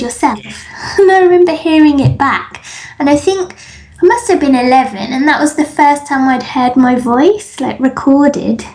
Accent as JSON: {"language": "English", "region": "England", "country": "United Kingdom", "tie": "born or raised there", "said": "I grew up in England"}